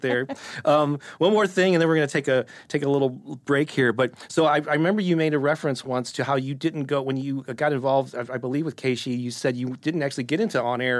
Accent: St. Louis, Missouri, United States; born or raised there

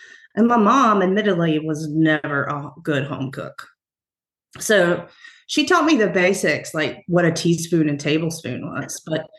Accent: Roanoke Rapids, North Carolina, United States; I was born in Halifax County, so North Carolina, Roanoke Rapids. That's where my mom and father's family is from.

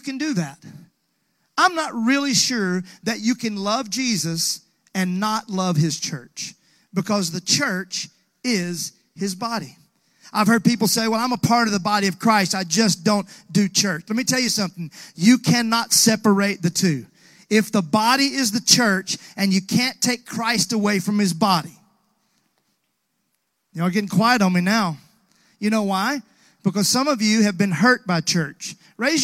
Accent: Mississippi, United States; now in Nashville, United States; growing up in Mississippi

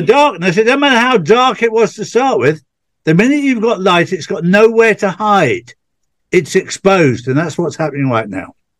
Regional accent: England, United Kingdom; being English

